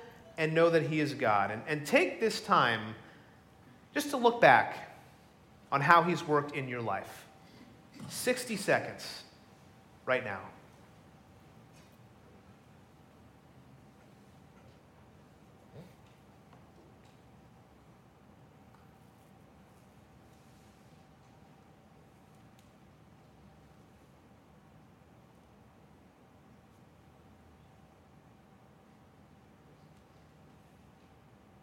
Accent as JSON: {"language": "English", "town": "Middletown", "region": "New Jersey", "country": "United States", "tie": "born or raised there", "said": "I grew up in Middletown, New Jersey, about 50 minutes south of here."}